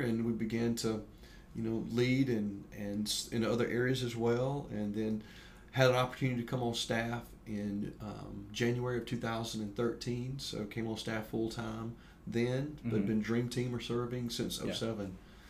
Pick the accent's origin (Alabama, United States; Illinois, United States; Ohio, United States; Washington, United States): Alabama, United States; Eclectic; also born or lived in Birmingham, Alabama; now in Auburn, United States; Grew up in Eclectic, okay. Alabama, not too far from here